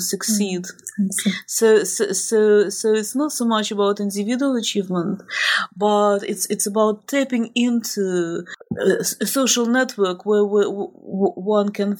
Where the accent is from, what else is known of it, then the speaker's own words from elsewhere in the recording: Moscow, Russia; I'm actually from Moscow